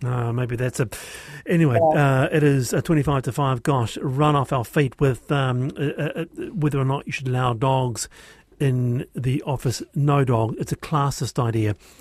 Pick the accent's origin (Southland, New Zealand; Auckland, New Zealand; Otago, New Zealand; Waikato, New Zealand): Auckland, New Zealand; also born or lived in South Island; I was born here, lived here, uh, I grew up in Monterey